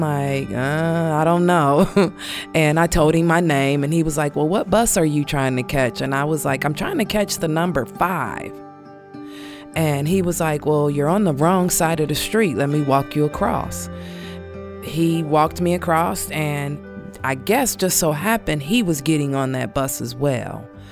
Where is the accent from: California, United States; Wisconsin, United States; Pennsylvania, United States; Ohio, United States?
Ohio, United States; Canton; moved away as an adult; also born or lived in Cleveland, Ohio; I am originally from Canton, Ohio. I had just moved from Canton to Cleveland